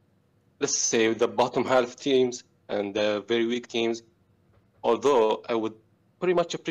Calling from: Tunisia; I'm calling from Tunisia.

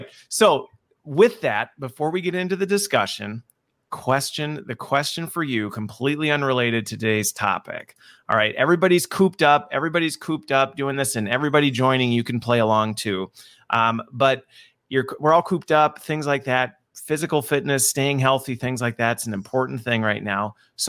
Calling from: Wisconsin, United States; So I am joining from Wisconsin, where it is a balmy, humid day.

